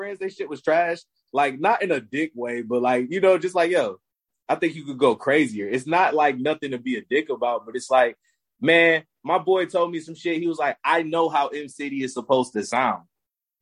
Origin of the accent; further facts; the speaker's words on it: Michigan, United States; I live somewhere cold, bro. I'm from Michigan.